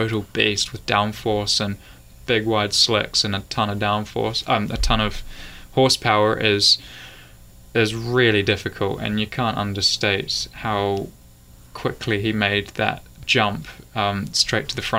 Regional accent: New Zealand; moved away; also born or lived in Europe; I'm a Kiwi

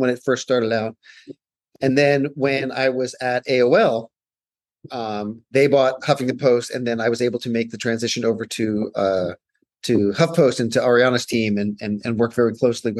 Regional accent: New York, United States; I grew up in New York

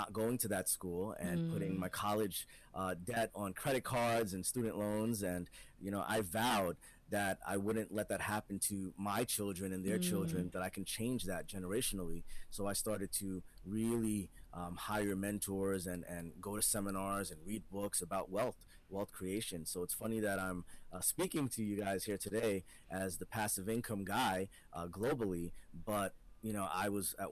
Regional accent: New Jersey, United States; I was born in New Jersey in the States, but my parents are from the Caribbean, the island of Trinidad and Guyana as well in South America

